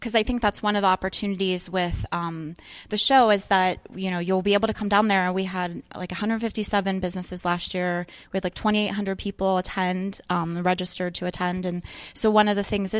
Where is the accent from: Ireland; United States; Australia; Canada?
United States; Pittsburgh, Pennsylvania; We all say we're from Pittsburgh, even if we're in Greensburg